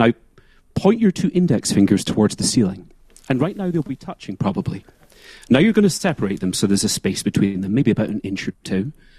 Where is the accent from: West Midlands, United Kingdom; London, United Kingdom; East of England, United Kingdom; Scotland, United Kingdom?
Scotland, United Kingdom; moved away as an adult; now in New York City, United States; So I'm from the lowlands of Scotland. I grew up in the Clyde Valley. And really, that's where I got my start.